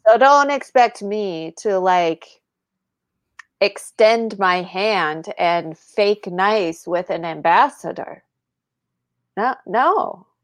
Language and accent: English; United States; as an American